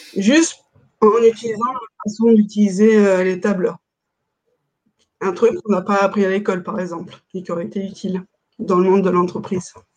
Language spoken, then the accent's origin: French; France; on est français